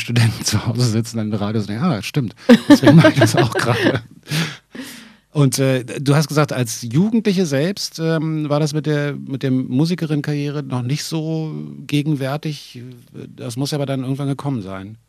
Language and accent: German; Berlin, Germany; ich musste als Berliner natürlich nicht unbedingt weg aus der Stadt